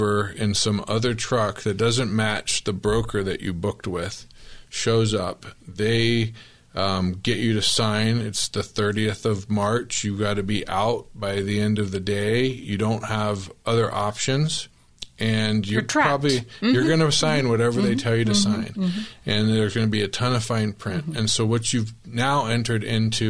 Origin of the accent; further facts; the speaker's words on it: Tempe, Arizona, United States; I grew up in Tempe.